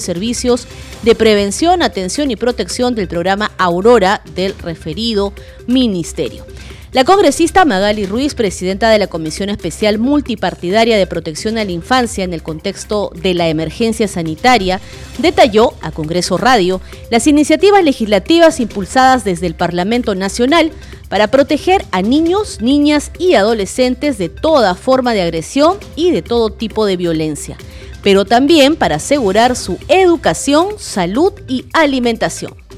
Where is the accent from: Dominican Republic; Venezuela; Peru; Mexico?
Peru; como peruanos, como madres, como hijas, como hermanas